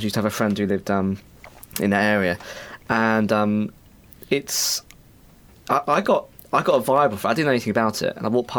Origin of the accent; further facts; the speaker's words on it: London, United Kingdom; moved away; I'm not natively from this area. I come from South Croydon in London.